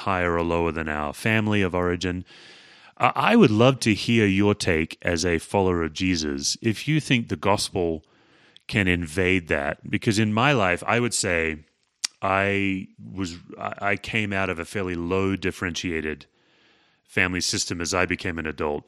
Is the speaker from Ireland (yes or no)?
no; Australia; as an Australian